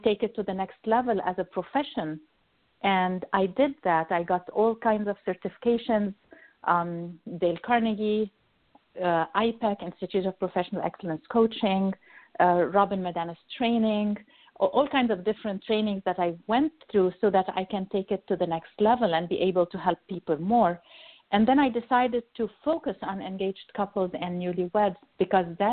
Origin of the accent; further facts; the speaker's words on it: Egypt; moved away as an adult; now in United States; I'm originally from Egypt, Pharaoh's country.